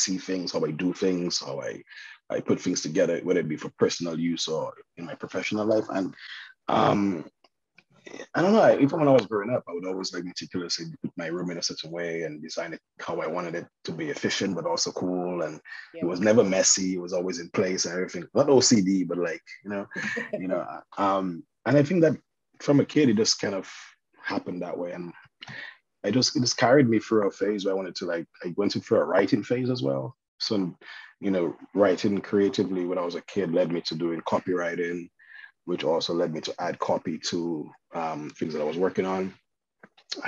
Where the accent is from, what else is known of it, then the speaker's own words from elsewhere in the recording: Dominica; moved away as an adult; now in China; I'm from the Caribbean